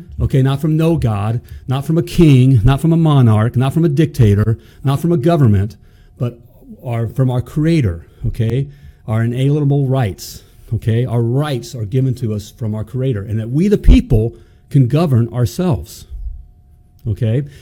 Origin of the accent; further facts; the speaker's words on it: United States; I was born in the United freaking States of America